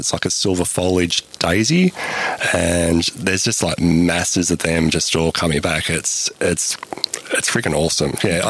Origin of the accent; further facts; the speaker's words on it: Melbourne, Victoria, Australia; now in Alice Springs, Australia; I'm originally from Melbourne, and yeah, when I first came to Alice Springs